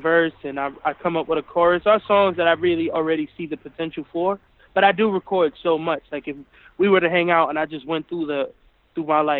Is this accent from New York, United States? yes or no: yes; New York City, New York, United States; I'm from the Boogie Down Bronx